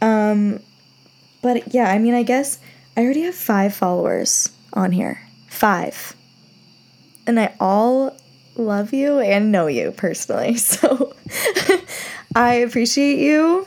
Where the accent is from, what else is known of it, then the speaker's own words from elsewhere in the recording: Rhode Island, United States; I'm from Rhode Island. So really small state, small towns within